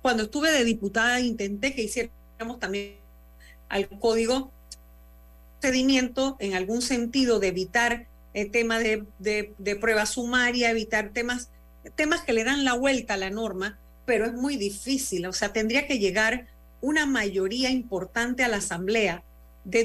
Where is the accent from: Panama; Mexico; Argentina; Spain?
Panama; como panameña